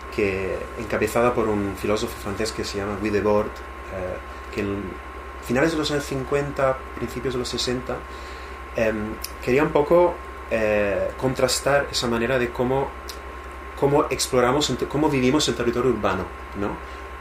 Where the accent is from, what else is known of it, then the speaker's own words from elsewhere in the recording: Italy; moved away; mi pueblo en Italia